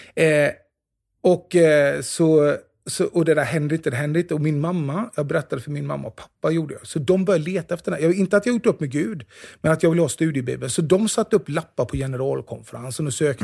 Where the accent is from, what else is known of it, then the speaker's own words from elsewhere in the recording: Jönköping, Jönköping County, Sweden; den kyrkan som jag är uppvuxen i, i Immanuelskyrkan i Jönköping